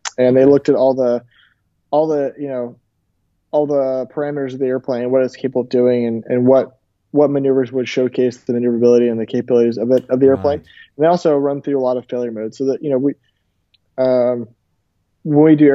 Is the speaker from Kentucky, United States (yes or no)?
no; Tampa, Florida, United States; I went to the show in my hometown, Tampa, Florida